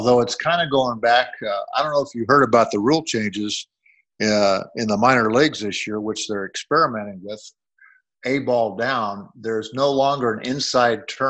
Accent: Cedar Rapids, Iowa, United States; moved away; I was originally from Cedar Rapids, Iowa

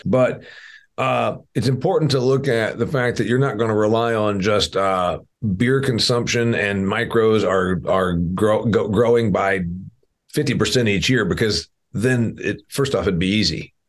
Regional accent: Indiana, United States; my home state of Indiana here. I'm a I'm an Indiana guy

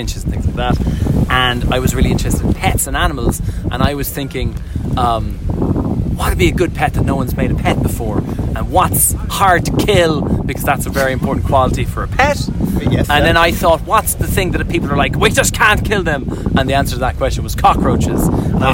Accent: Ireland; now in Brighton, United Kingdom; because I'm Irish

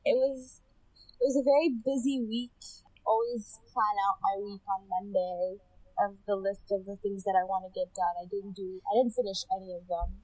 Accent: Ethiopia; moved away; I'm originally from Ethiopia.

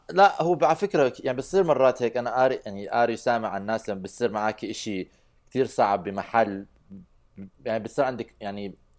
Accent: Baghdad, Baghdad Governorate, Iraq; moved away; also born or lived in Erbil; انا عش حياتي كانت في بغداد

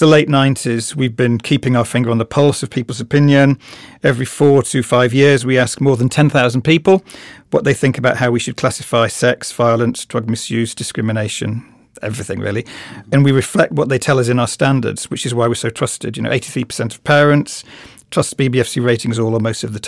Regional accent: Birmingham, West Midlands, United Kingdom; in Birmingham, where I am from the West Midlands

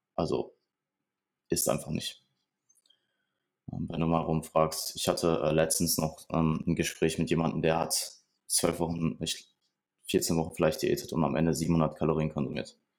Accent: Ruhr area, North Rhine-Westphalia, Germany; Ich komme aus dem Ruhrgebiet

